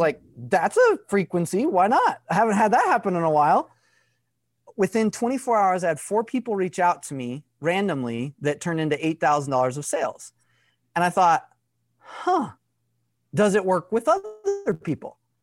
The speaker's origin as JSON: {"language": "English", "region": "Arkansas", "country": "United States", "tie": "born or raised there", "said": "I grew up in Arkansas, less than, like, three thousand people in my town."}